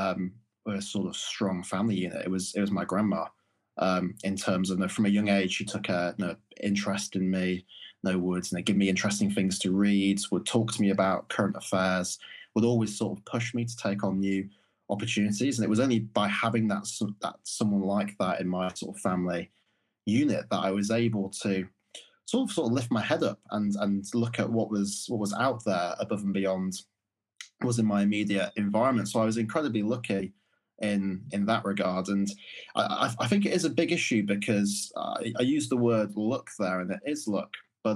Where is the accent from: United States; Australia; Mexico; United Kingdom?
United Kingdom; Morley, Yorkshire and the Humber; things that growing up in Morley would have seemed completely out of reach or ridiculous ideas just kind of became the norm